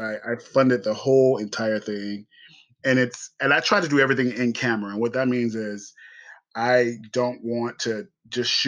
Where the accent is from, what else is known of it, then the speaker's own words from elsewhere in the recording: Columbia, South Carolina, United States; also born or lived in Los Angeles; I was born and raised in Columbia, South Carolina